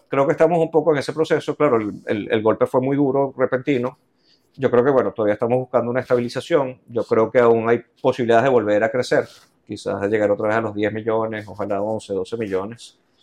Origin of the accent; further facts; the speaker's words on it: Los Teques, Miranda, Venezuela; Yo nací en Los Teques, todo esto fue en Los Teques